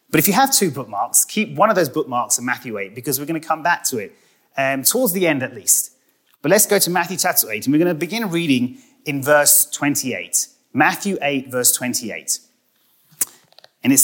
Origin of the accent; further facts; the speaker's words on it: United Kingdom; And if any of you are wondering, I am British and not Australian. And it doesn't matter if you call me either.